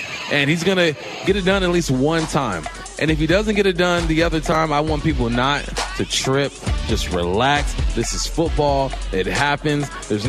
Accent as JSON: {"language": "English", "region": "California", "country": "United States", "moved": "yes", "lives_now": "Seattle, United States", "said": "I'm from California"}